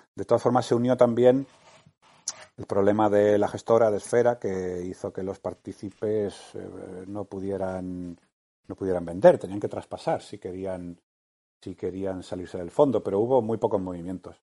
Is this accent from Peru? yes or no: no; Málaga, Andalusia, Spain; also born or lived in Madrid; vivíamos en Madrid y somos de Málaga